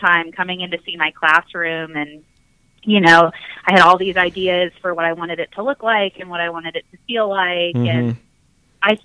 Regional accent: Omaha, Nebraska, United States; moved away; I'm originally from Omaha, Nebraska

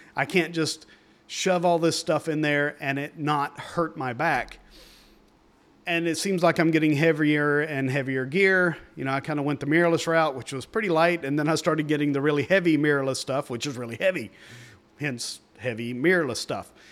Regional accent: East Tennessee, United States; I grew up in East Tennessee.

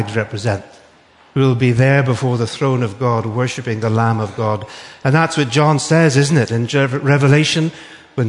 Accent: Northern Ireland, United Kingdom; accent: Northern Irish; moved away; It's actually from Northern Ireland. Because although I'm British, I'm not English, I'm Irish

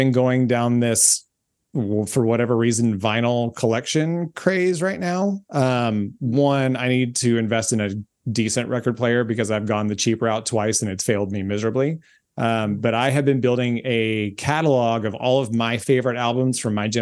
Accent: Memphis, Tennessee, United States; there, my hometown

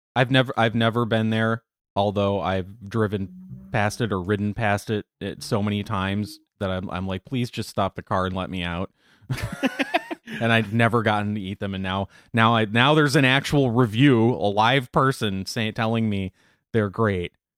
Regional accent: Racine, Wisconsin, United States; moved away; I grew up in Racine.

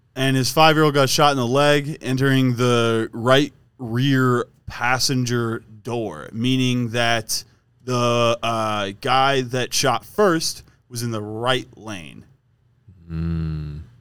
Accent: Wisconsin, United States; we're both from Wisconsin

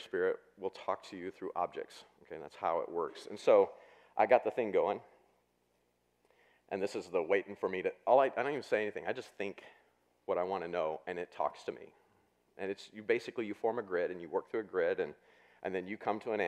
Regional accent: Southwest Missouri, United States; I grew up in Southwest Missouri

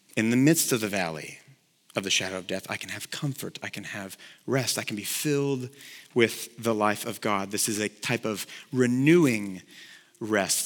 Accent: Texas, United States; I played football in high school because I grew up here in Texas

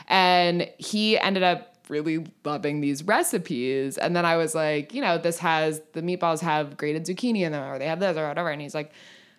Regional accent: California, United States; But like, I'm from California. I call everyone dude.

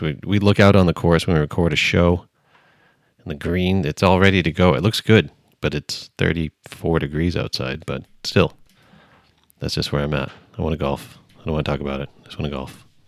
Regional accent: Cape Cod, Massachusetts, United States; I grew up on the Cape

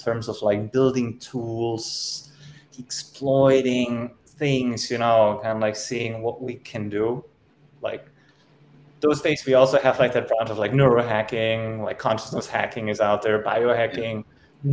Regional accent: Germany; I was born and raised in Germany

